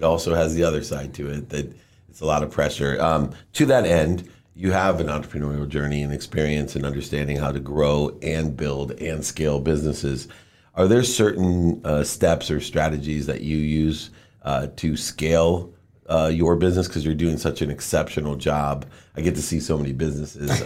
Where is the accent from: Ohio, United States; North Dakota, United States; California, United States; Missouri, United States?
Ohio, United States; Akron; Education was always the way out when I grew up in Akron, Ohio